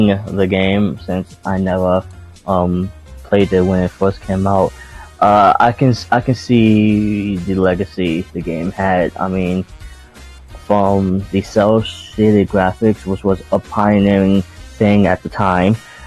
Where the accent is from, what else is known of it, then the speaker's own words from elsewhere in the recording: New York City, New York, United States; me being a New Yorker